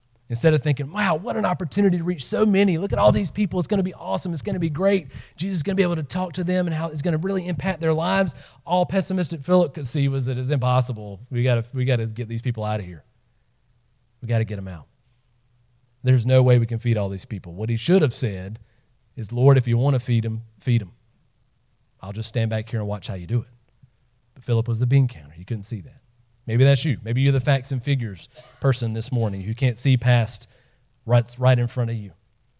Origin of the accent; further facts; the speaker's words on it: the South, United States; I grew up in the South, living on the other side of the tracks, usually meant black and white.